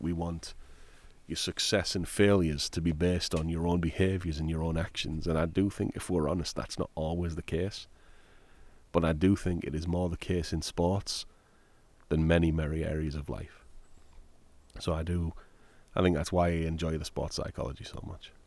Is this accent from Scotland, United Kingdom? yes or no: no; Middlesbrough, North East England, United Kingdom; moved away as an adult; now in United States; my hometown, Middlesbrough.